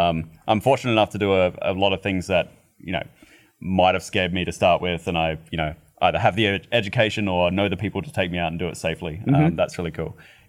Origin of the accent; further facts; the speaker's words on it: Australia; growing up in Australia